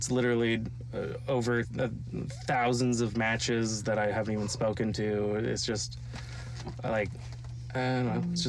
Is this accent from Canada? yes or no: yes; Montreal, Quebec, Canada; now in Ontario, Canada; I'm from Montreal originally.